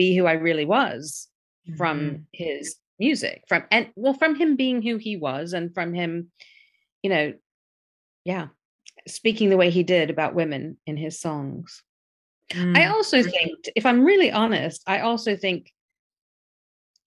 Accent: Memphis, Tennessee, United States; I grew up in the South in America

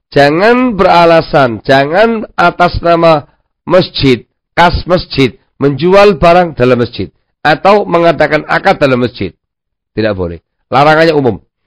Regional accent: Javanese / Indonesian, Indonesia; kita orang Jawa atau orang Indonesia

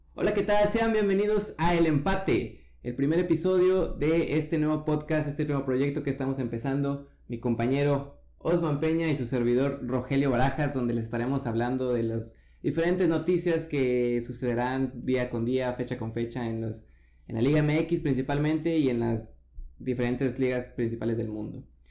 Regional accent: Mexico; soy mexicano

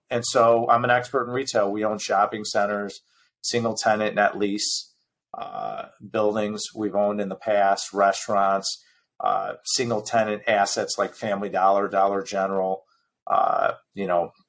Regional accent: Midwest, United States; You have to remember, I'm from the Midwest. We still own property in the Midwest.

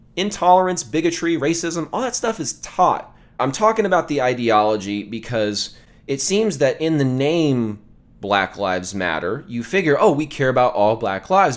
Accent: the South, United States; I grew up in the South

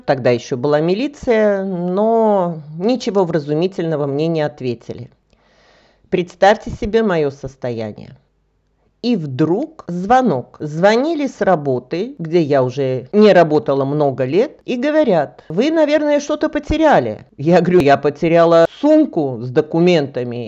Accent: Russia; now in Bulgaria; я российская гражданка

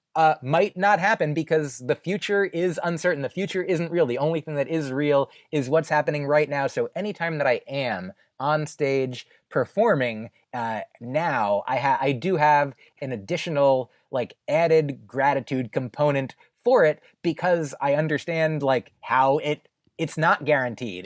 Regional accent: New Jersey, United States; moved away as an adult; also born or lived in Boston; now in New York, United States; I grew up in New Jersey

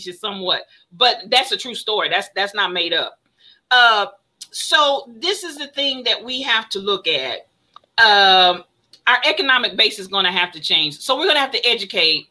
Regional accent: United States; I'm American.

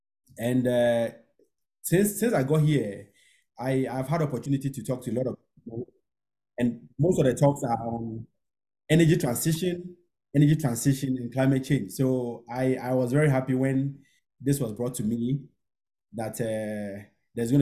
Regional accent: Ghana; moved away as an adult; now in Golden, United States; I'm from Ghana.

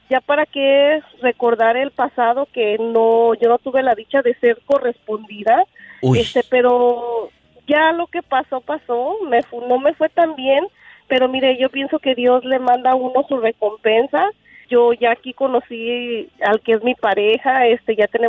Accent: Unión de San Antonio, Jalisco, Mexico; Unión de San Antonio, Jalisco.

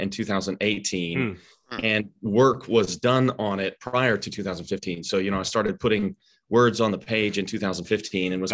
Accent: Arkansas, United States; I grew up in Arkansas

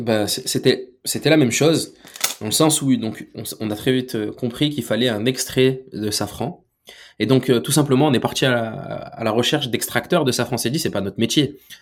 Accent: France; Nous, on est né en France, on est français

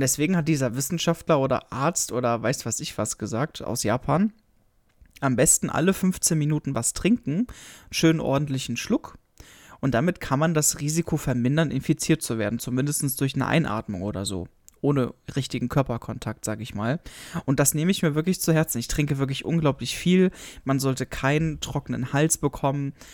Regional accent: Germany; bei uns in Deutschland

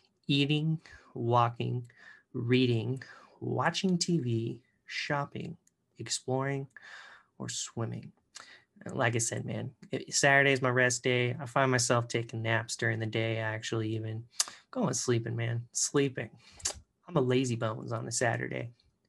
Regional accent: Canada; I even, you know, I'm Canadian technically too. So I should have picked, you know, could have gone home, could have gone to Canada.

